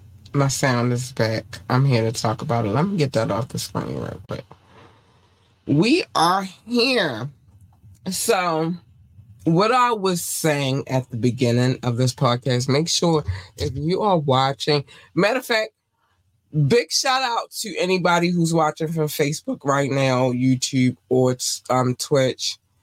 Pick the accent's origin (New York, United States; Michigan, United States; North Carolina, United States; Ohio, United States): North Carolina, United States; born there; Baby, I was born in North Carolina. It's a lot more to that story, but I'm not going to get into it tonight. But yeah, I was born in North Carolina.